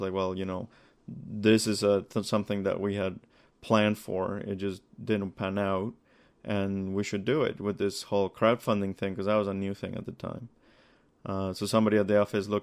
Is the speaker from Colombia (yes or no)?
yes; Colombia; now in Toronto, Canada; I grew up in Colombia